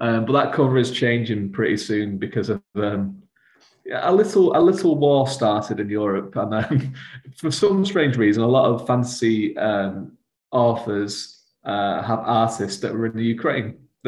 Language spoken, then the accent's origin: English; Galway, Connacht, Ireland; I'm actually from Galway. I'm from my family have like I've had the same house that they built nearly 300 years ago.